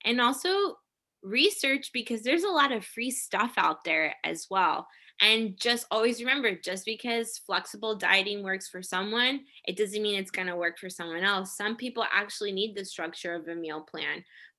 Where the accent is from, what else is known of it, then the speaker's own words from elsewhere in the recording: Japan; born there; also born or lived in Korea / Hawaii; So I grew up in the military, as I mentioned before, but we grew up overseas. Like I was born in Japan. I spent most of my life between Japan, Korea, and Hawaii. And I am of Puerto Rican descent.